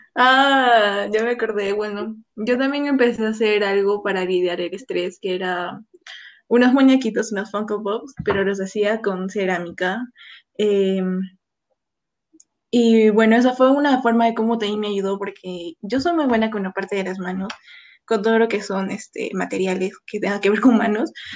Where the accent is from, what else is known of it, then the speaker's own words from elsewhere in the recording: Cusco, Peru; moved away as an adult; also born or lived in Lima; yo regresé a, Cusco, porque yo soy de Cusco